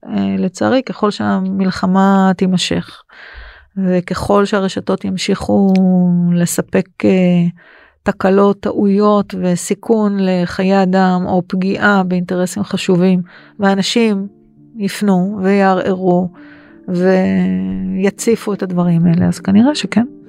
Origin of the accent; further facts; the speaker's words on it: Israel; בתור אזרחית ישראלית